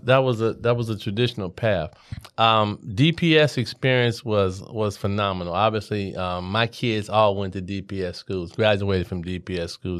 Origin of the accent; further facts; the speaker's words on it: Cincinnati, Ohio, United States; Cincinnati, Ohio, uh, born and raised